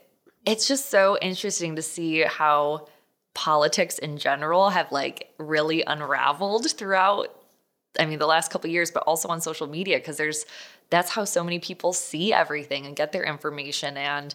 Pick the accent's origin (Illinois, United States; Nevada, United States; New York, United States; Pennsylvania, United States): Illinois, United States; So I am originally from the Chicago suburbs, made my way out to ASU. That's where, you know, I've since kind of settled down afterwards. But after college, I moved back to Chicago